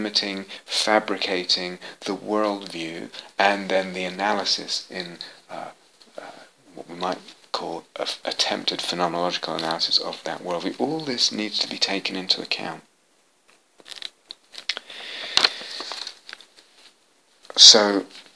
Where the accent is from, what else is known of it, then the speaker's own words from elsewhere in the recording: England, United Kingdom; moved away as an adult; also born or lived in United States; I was born in England in the 60s